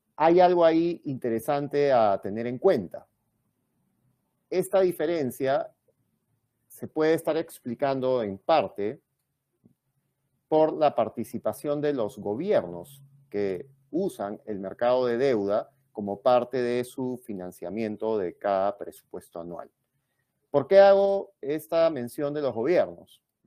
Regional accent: Peru

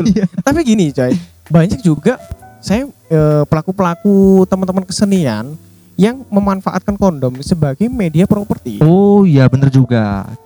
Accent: Surabaya, East Java, Indonesia; kalau ini kan saya berasal dari, Sur dari Surabaya.

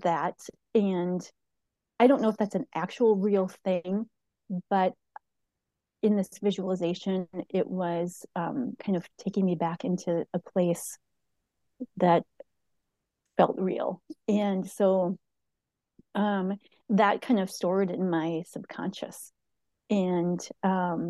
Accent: St. Paul, Minnesota, United States; now in Hudson, United States; I live in Hudson, Wisconsin. I was raised in St. Paul, Minnesota

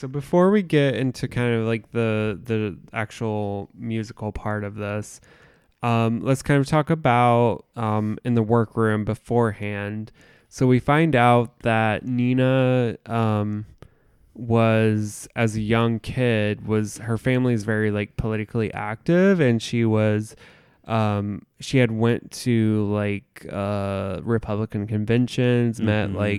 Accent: Indiana, United States; And it's a different, like, growing up in the Midwest in a small town, it's different than living in a city.

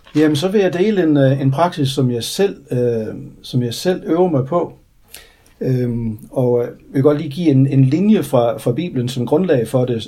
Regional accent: Denmark; moved away; da jeg var spejder hjemme i Grænsted for mange år siden

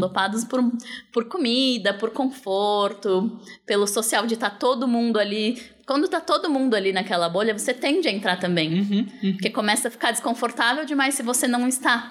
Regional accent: São Paulo, Brazil; Eu sou de São Paulo, sempre morei assim

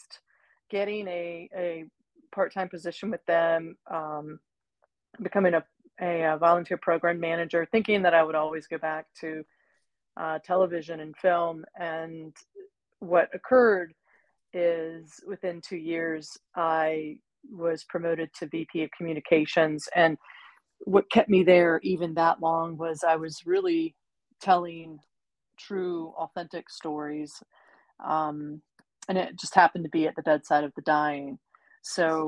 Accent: Virginia, United States; moved away as an adult; also born or lived in New York City; now in Wilmington, United States; born and raised in Virginia

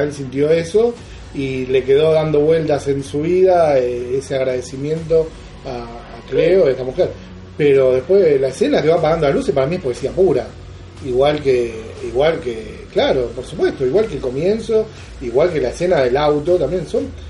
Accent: Argentina; yo soy argentino

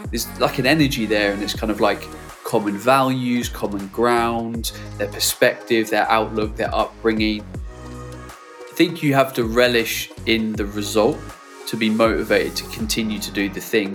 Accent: United Kingdom; as a Brit

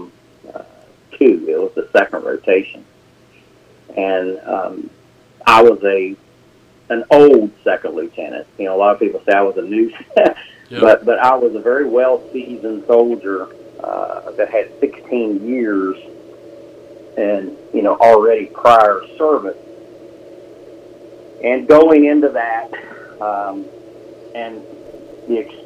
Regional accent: Scott Depot, West Virginia, United States; I grew up in Scott Depot, West Virginia, which is in Putnam County, a small, very small community at the time, and went to Winfield High School, graduated in 1986

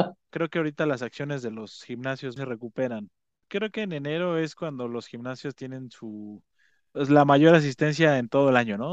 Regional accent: Mexico; nosotros que somos mexicanos

